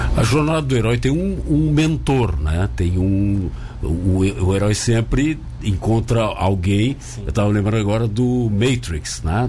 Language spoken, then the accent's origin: Portuguese; Rio Grande do Sul, Brazil; now in Tubarão, Brazil; eu sou gaúcho, morei muitos anos lá